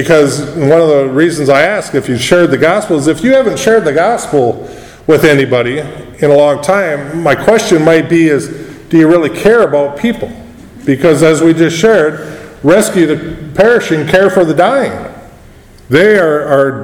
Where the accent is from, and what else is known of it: United States